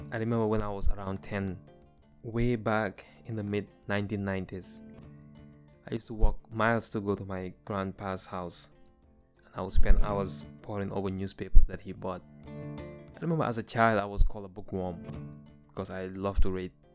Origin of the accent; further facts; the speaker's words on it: Gambia; moved away as an adult; now in United States; my experiences growing up in the Gambia